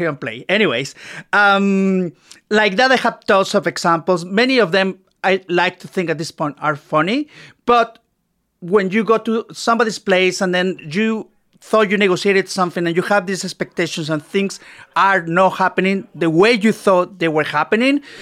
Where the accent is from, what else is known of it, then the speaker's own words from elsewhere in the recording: Mexico; moved away as an adult; now in Toronto, Canada; I'm from Mexico. I moved to Canada in 2000. So it's been 19 years.